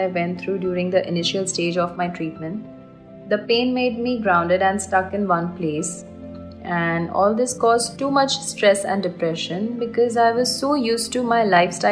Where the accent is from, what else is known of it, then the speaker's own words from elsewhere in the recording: Kalyan, Maharashtra, India; moved away as an adult; also born or lived in Middle East; I'm from Kalyan, Thane, and I was a flight attendant based in Middle East